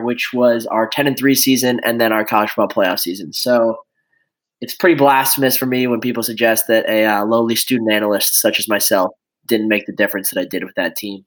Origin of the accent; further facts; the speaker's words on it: Chicago, Illinois, United States; born and raised in Chicago, Illinois